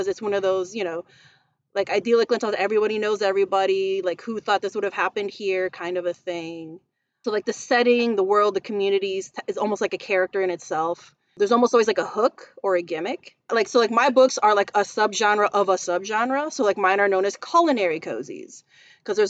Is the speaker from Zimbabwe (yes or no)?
no; Chicago, Illinois, United States; I'm Filipino American. So like food is culture. I was born and raised in Chicago